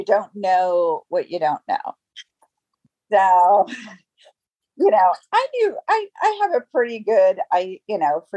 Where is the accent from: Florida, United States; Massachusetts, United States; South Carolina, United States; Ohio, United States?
Florida, United States; Tampa; also born or lived in Orlando, Florida; I'm from Tampa, Florida. I was born and raised here.